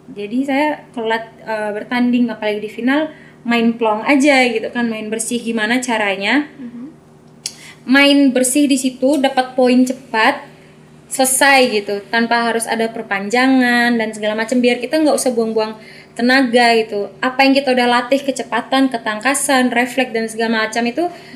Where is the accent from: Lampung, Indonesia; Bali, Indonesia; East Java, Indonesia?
Bali, Indonesia; saya asli NTT tapi memang saya membawa nama Bali karena lahir besar di Bali